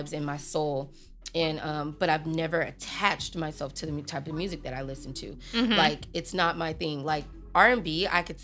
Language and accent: English; Long Beach, California, United States; also born or lived in Compton, California; I'm a Compton baby. I grew up also in Long Beach.